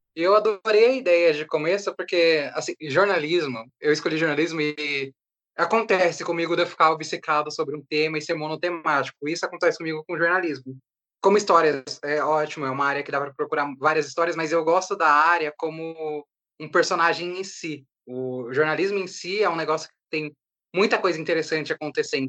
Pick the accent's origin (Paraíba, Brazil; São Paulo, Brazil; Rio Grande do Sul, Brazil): São Paulo, Brazil; nós dois somos de Perus